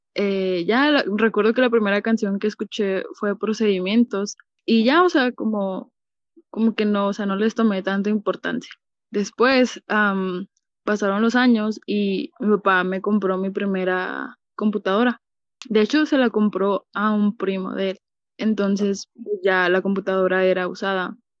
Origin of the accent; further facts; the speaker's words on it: Ciudad Juárez, Chihuahua, Mexico; yo soy de Ciudad Juárez, Chihuahua